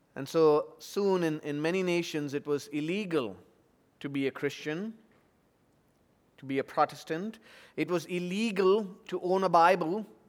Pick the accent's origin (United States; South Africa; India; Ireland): India; Chennai, Tamil Nadu; moved away; floods recently in, in my hometown, two thousand fifteen in Chennai